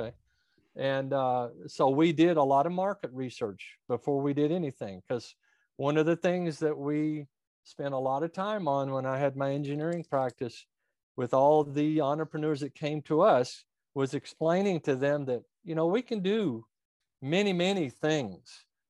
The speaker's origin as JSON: {"language": "English", "country": "United States", "tie": "born or raised there", "said": "So I was born and raised quite a bit north of here, right at the edge of Kentucky"}